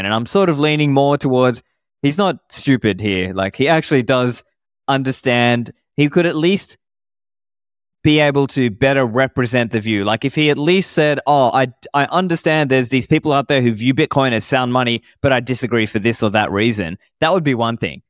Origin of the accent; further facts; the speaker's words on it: Sydney, New South Wales, Australia; also born or lived in Sri Lanka; I grew up in Sydney in Australia